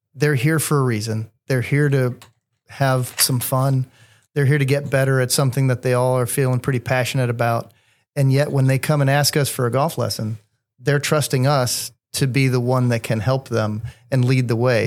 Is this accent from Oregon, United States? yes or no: no; Columbus, Indiana, United States; From Columbus, Indiana, a small town about a half hour south